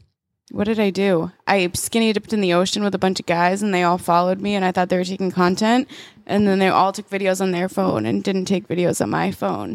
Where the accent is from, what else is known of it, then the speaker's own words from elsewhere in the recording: Boston, Massachusetts, United States; We're from Boston